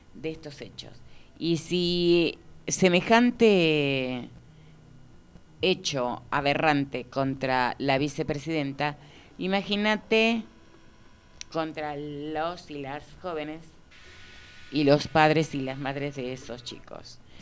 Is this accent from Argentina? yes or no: yes; Argentina; nosotras y nosotros como argentinas